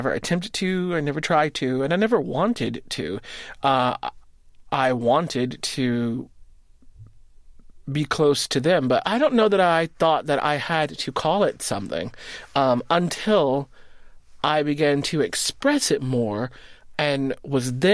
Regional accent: Winterville, Georgia, United States; also born or lived in Athens, Georgia; now in New York, United States; I was born in Athens, Georgia, but lived outside of Athens, Georgia in a little town called Winterville for most of my life.

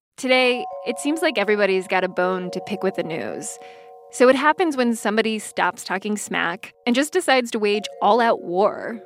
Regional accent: Haiti; I'm Haitian

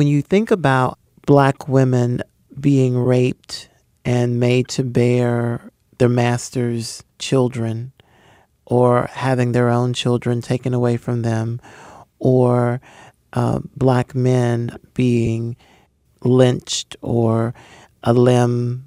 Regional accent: Hickory, North Carolina, United States; I'm the first African-American born in my little hometown to receive a PhD, and my hometown celebrated that accomplishment

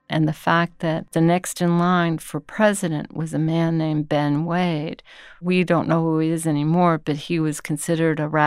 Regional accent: Ponce, Puerto Rico; I'm from Ponce, Puerto Rico

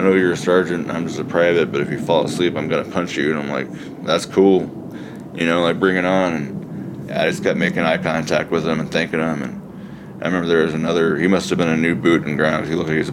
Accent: Midwest, United States; also born or lived in Seoul, South Korea; Being adopted at 10 months old, growing up in the Midwest

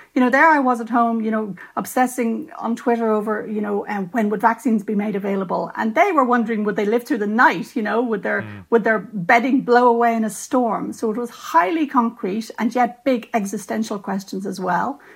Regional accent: Ireland; as an Irish writer and a lapsed Catholic, you know, I'm aware that I grew up in a tradition

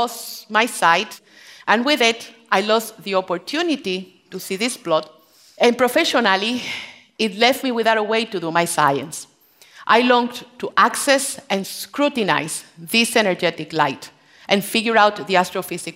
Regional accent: Puerto Rico; moved away; also born or lived in Maine; I'm from Puerto Rico.

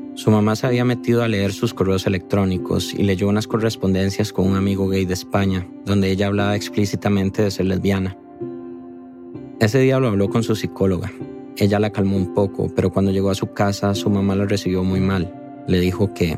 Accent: Costa Rica; como tico que soy

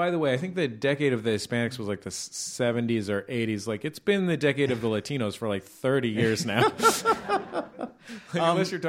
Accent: West Coast, United States; I didn't know a Puerto Rican American person until I was an adult. Because I'm from the West Coast.

